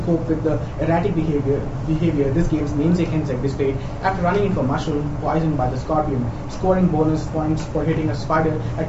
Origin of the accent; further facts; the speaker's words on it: Barcelona, Catalonia, Spain; I'm from Barcelona